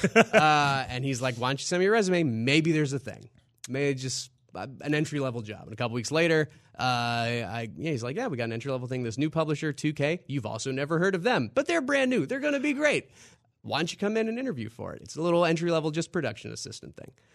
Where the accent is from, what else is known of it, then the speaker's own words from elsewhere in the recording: Louisiana, United States; moved away; also born or lived in New York; growing up in Louisiana and moved up to New York